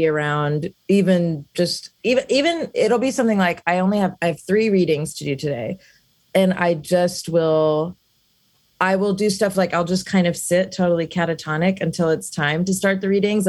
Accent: Alabama, United States; moved away; also born or lived in South India; I grew up in Alabama

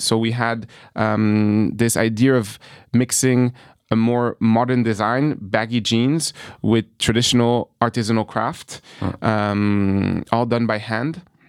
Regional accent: New York, United States; also born or lived in France; growing up in New York, having dreams through the American movies, through American sports entertainment, but also my upbringing in France

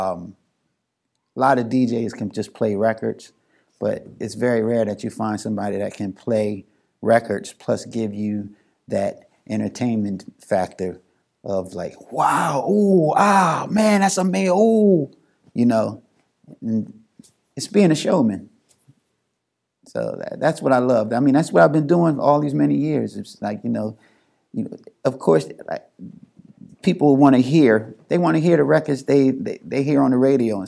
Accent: Philadelphia, Pennsylvania, United States; I'm from Philly

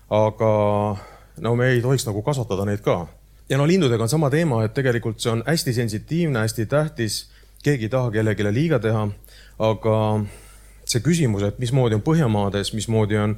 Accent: Ida-Viru County, Estonia; no siis lähed veel sinna, ütled, ma olen ka Ida-Virumaalt, eks ju, siis vaadatakse, okei okay,, intressid natuke kõrgemad, riskimarginaalid kõrgemad.

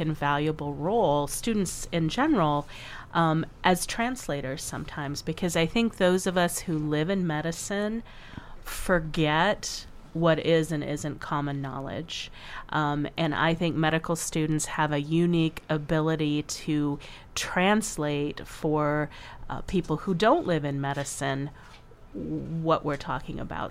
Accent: Iowa, United States; now in South Dakota, United States; I grew up in the Upper Midwest too. I mean, not here in South Dakota, but in Iowa

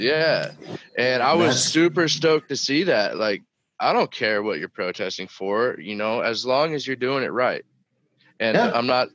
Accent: United States; I'm an American

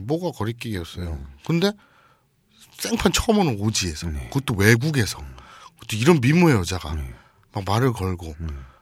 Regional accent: South Korea; 한국에서 왔습니다

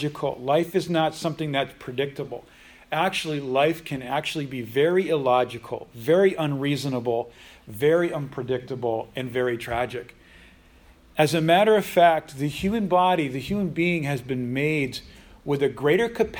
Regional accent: United States; in the United States, we have an amazing country

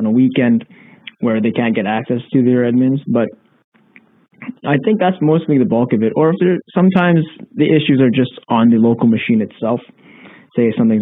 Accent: Canada; being Canadian

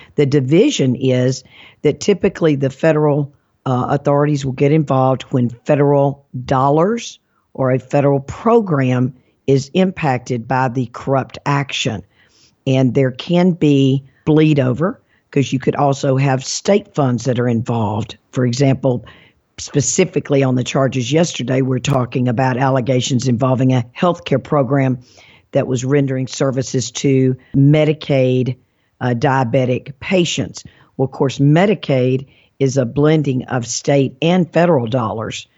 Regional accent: Mississippi, United States; moved away; also born or lived in Alabama; I'm from Mississippi, and I'm proud of that state

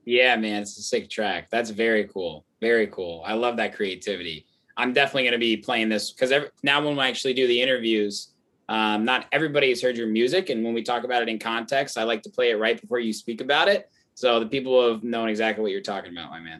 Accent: Indiana, United States; moved away as an adult; now in Chicago, United States; I grew up in Indiana

